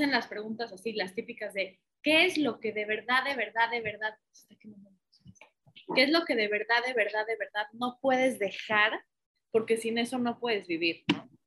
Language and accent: Spanish; Puebla, Mexico; now in Mérida, Mexico; soy de Puebla, tengo 32 años